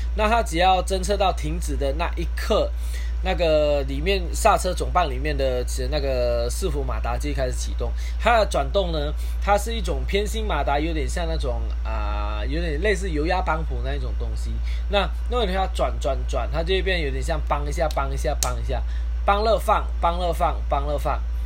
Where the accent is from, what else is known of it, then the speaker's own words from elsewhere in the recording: Malaysia; 我是来自马来西亚的